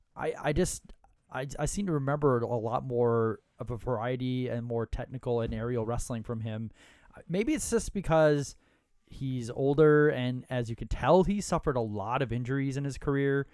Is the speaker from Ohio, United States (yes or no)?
no; Minnesota, United States; we're both from Minnesota